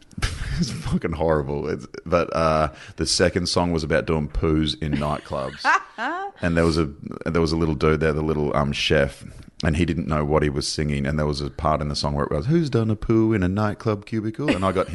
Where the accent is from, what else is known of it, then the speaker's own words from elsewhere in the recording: Sunshine Coast, Queensland, Australia; I had a didgeridoo because I was from the Sunshine Coast.